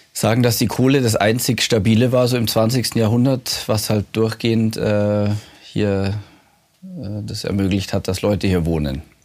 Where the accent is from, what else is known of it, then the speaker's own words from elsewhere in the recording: Munich, Bavaria, Germany; moved away as an adult; now in Svalbard, Norway; bin aus München